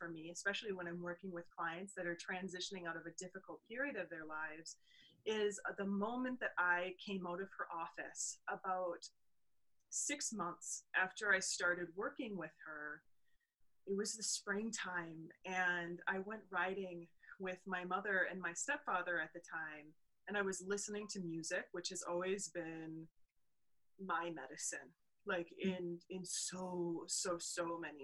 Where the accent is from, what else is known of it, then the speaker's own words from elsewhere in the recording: Wisconsin, United States; We are from Wisconsin